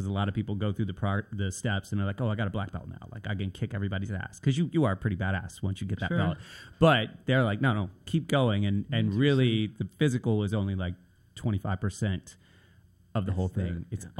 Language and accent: English; Nashville, Tennessee, United States; We started moving all the time, which is why I end up in Virginia Beach from Nashville. I'm originally from Nashville, right?